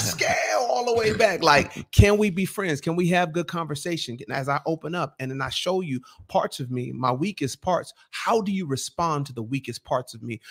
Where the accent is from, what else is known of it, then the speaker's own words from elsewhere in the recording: Nigeria; Bro, I'm a Nigerian.